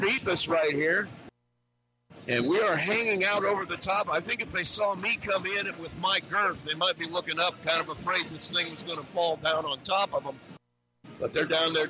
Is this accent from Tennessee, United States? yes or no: no; Plymouth, Indiana, United States; I'm from Plymouth